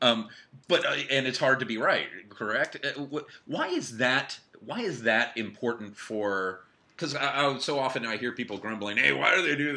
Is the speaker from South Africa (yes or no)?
no; West Coast, United States; now in East Coast, United States; I grew up on the West Coast, and it's been so interesting to live on the East Coast for all these years now